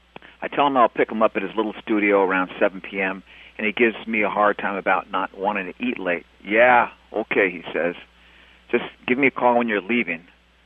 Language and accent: English; Los Angeles, California, United States; I'm from Los Angeles